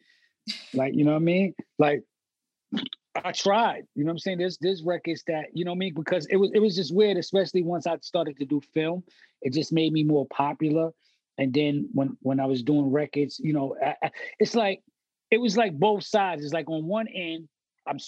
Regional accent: New York City, New York, United States; We was like the forgotten borough or this far out there

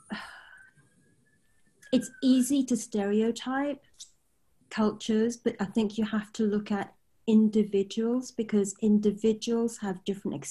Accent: United Kingdom; I'm British born Chinese.

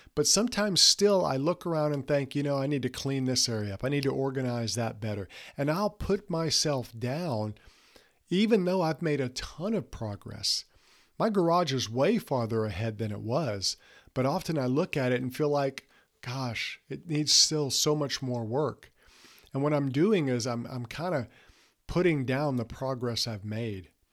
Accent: Mississippi Gulf Coast, United States; when I was younger, we grew up on the Mississippi Gulf Coast

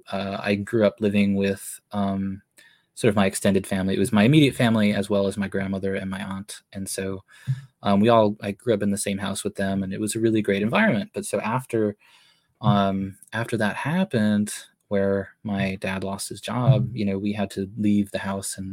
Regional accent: Massachusetts, United States; moved away as an adult; now in California, United States; I grew up in Massachusetts.

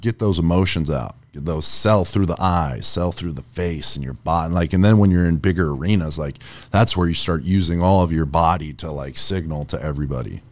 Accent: Erie, Pennsylvania, United States; now in Florida, United States; I'm from up north. I'm from Erie, Pennsylvania

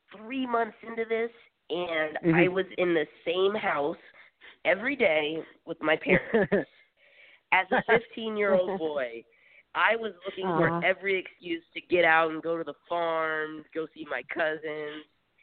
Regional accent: Nashville, Tennessee, United States; also born or lived in California / Missouri; I was born and raised in Nashville, Tennessee, even though raised is kind of a funny word as to where I'm from because I've been going from California, Tennessee, and Missouri my entire life.

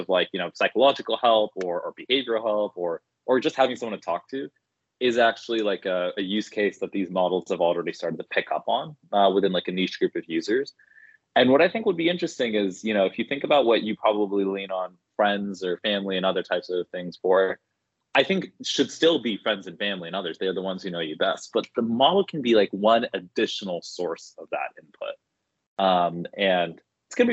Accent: Bay Area, California, United States; also born or lived in Boston; I grew up in the Bay Area and then went to school in the Northeast

